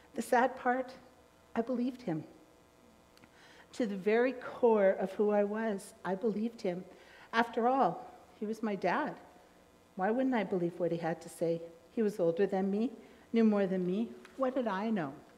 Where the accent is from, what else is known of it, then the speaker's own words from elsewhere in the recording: Trail, British Columbia, Canada; I was born in Trail